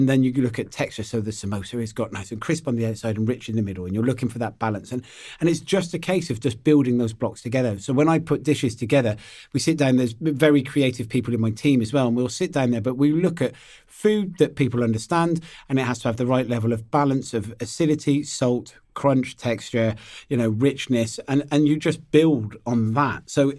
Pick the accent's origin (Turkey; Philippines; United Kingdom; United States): United Kingdom; I'm a British chef that cooks with British ingredients and we do roast beef and Yorkshire pudding.